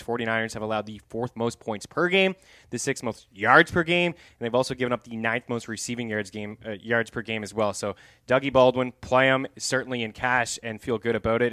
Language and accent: English; Canada; as a Canadian